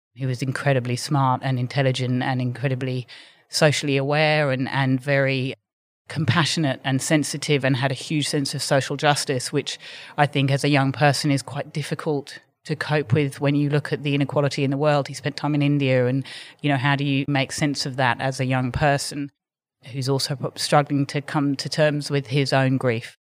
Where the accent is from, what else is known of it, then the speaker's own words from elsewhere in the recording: London, United Kingdom; moved away as an adult; now in Sydney, Australia; from living in London and growing up in London